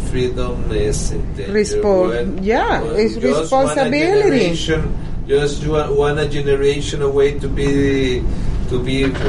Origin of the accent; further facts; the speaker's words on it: Texas, United States; Ah, you only went to the track because we are from Texas.